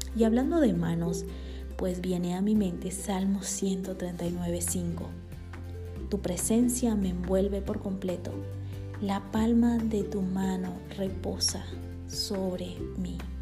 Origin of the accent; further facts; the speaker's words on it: Bolivia; now in Guatemala; boliviana por amor y nacimiento y guatemalteca por amor y residencia